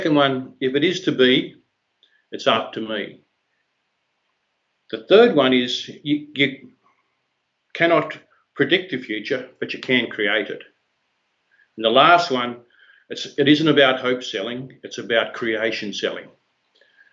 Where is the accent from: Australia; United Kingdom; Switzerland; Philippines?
Australia; Hobart, Tasmania; a little hall in Glenorchy, which was the area which I grew up in Hobart in Tasmania